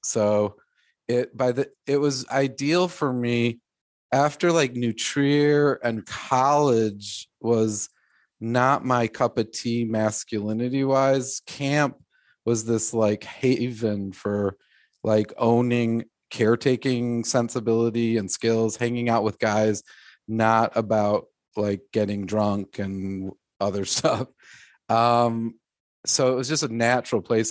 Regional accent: Glencoe, Illinois, United States; I grew up in Glencoe

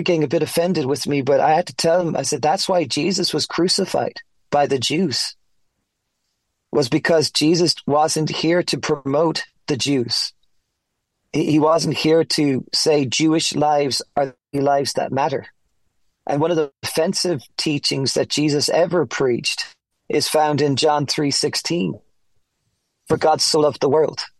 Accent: Ireland; moved away as an adult; also born or lived in Florida, United States / Colorado, United States; now in United States; I'm from Ireland, born and raised.

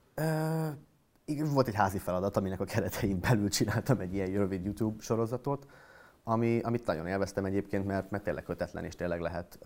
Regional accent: Miskolc, Borsod-Abaúj-Zemplén, Hungary; moved away as an adult; also born or lived in Budapest; Miskolcon születtem, oda jártam gimnáziumba

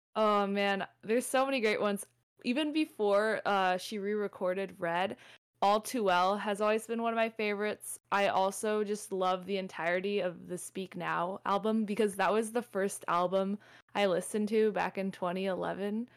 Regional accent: Southern California, United States; I'm from SoCal.

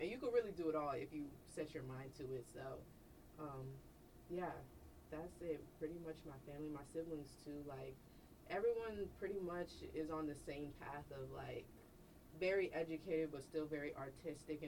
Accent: Chicago, Illinois, United States; moved away; Growing up in Chicago

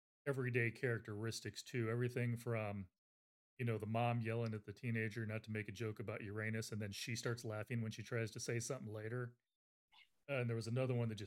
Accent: United States; I'm American.

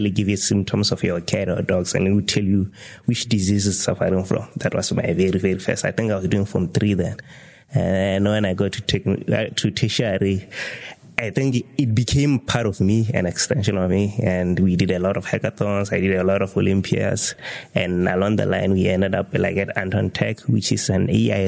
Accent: Serowe, Central District, Botswana; So I'm from Serowe. I grew up in Serowe

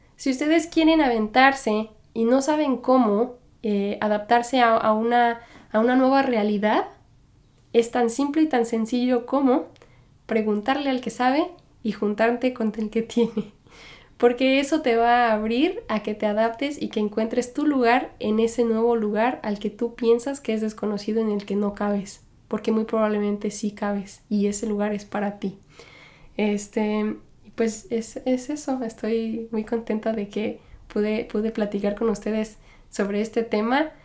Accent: Mexico; moved away as an adult; now in New York, United States; Yo soy mexicana. Crecí y me criaron y, todo como mexicana

